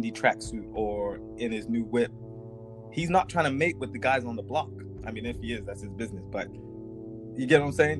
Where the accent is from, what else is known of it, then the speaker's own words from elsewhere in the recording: near Oakland, California, United States; now in London, United Kingdom; I grew up in California, 10 minutes down the road from Oakland, California.